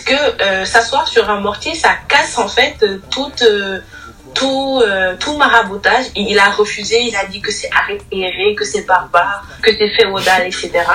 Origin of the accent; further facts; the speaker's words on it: Senegal; nous sommes africains, nous sommes sénégalais